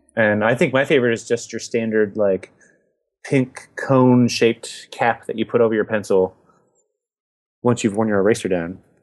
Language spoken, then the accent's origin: English; United States; I'm an American